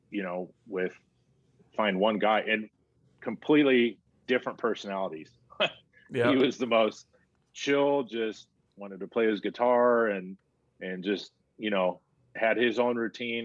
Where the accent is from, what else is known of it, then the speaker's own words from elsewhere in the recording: San Diego, California, United States; I got to play for my hometown team